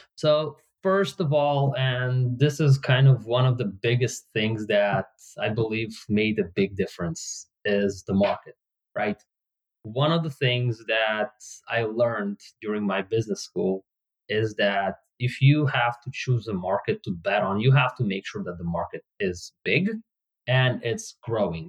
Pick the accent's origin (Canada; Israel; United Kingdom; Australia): Israel; English is a second language; moved away as an adult; also born or lived in Soviet Union; now in Bay Area, United States; at the age of nine i moved from soviet union to israel and at the age of 41, I moved from Israel to the Bay Area in the US